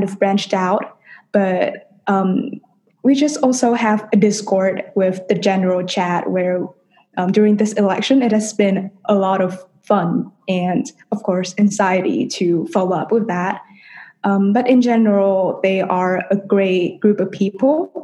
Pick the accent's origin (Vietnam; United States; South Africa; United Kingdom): Vietnam; Hanoi; moved away; I'm a senior and I'm from Hanoi, Vietnam.